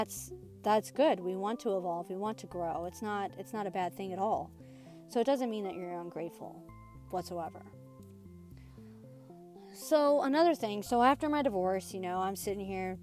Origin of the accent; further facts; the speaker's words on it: Midwest, United States; I'm from the Midwest.